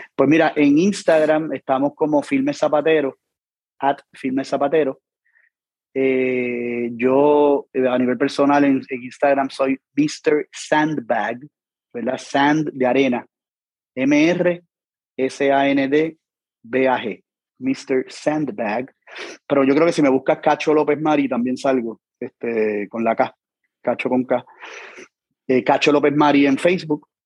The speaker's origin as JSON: {"language": "Spanish", "country": "Puerto Rico"}